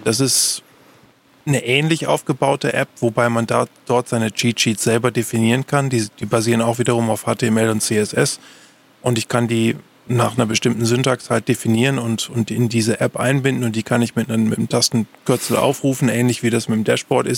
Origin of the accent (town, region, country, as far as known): Germany